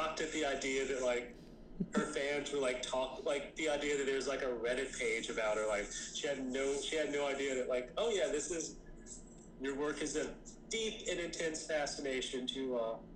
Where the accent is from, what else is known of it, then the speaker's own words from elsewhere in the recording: Jacksonville, Florida, United States; I'm calling from Jacksonville